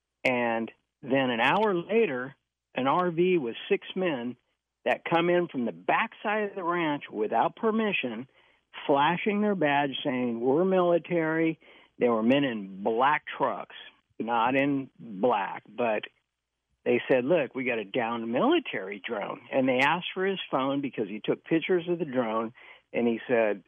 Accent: Modesto, California, United States; I was born and raised in Modesto

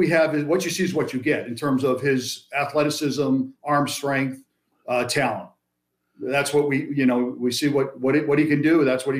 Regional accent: Chicago, Illinois, United States; moved away; I grew up in Chicago.

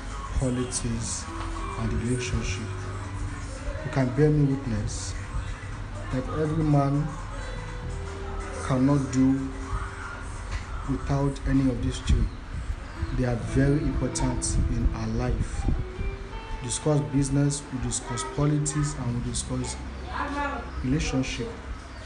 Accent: Nigeria; I am a Nigerian

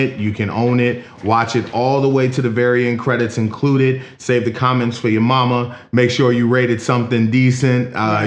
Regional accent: Philadelphia, Pennsylvania, United States; now in Kenosha, United States; I'm from Philadelphia originally. I currently live in Kenosha, Wisconsin

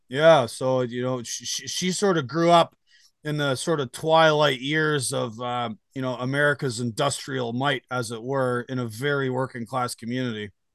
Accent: Canada; now in United States; I live in the United States now, but I am Canadian. Um, I, I went home for the first weekend of the protest

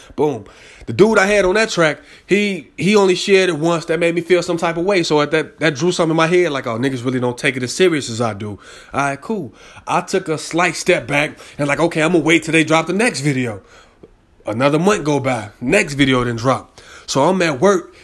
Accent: Chicago, Illinois, United States; I'm from Chicago

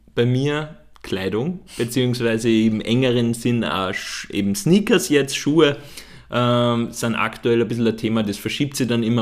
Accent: Upper Austria, Austria; da, wo ich herkomme, in Oberösterreich

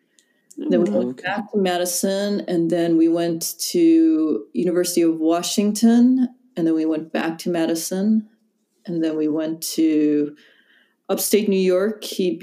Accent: Daegu, South Korea; born there; Yeah, I was born in Taegu, and then I was adopted.

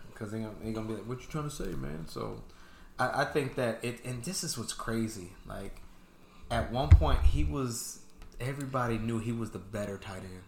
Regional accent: San Diego, California, United States; I'm from San Diego

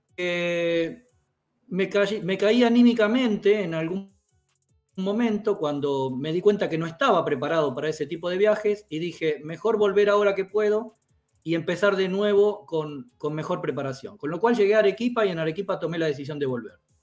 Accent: Quilmes, Buenos Aires Province, Argentina; moved away as an adult; also born or lived in Latvia; now in Riga, Latvia; yo nací en Quilmes, a 20 kilómetros de Buenos Aires, prácticamente capital de la Argentina

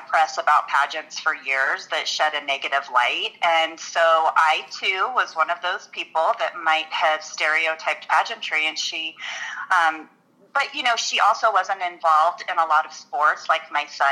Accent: Colorado Springs, Colorado, United States; also born or lived in Denver suburbs, Colorado; I live in south suburbs of Denver area, and I grew up in Colorado Springs

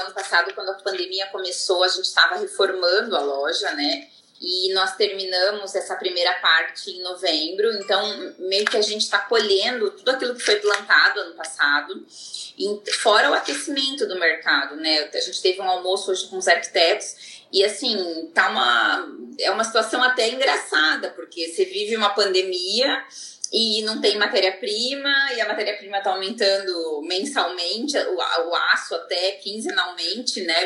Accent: Joinville, Santa Catarina, Brazil; also born or lived in Manaus; now in São Paulo, Brazil; sou de Joinville, de Santa Catarina

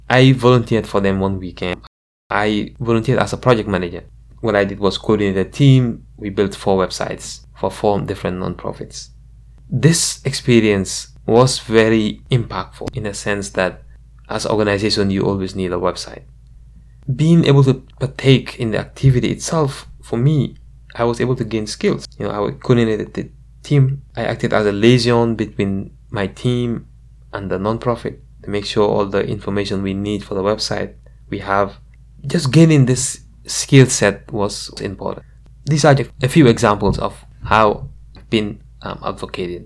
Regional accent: Gambia; now in United States; growing up in the Gambia

